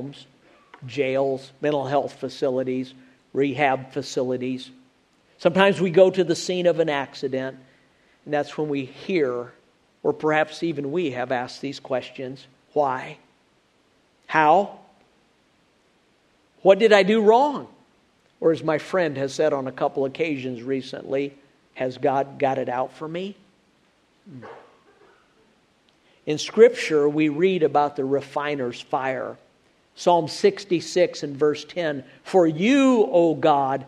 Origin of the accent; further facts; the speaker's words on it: Illinois, United States; now in Alabama, United States; I grew up in Illinois, where there are supposed to be four seasons. Now I live in Alabama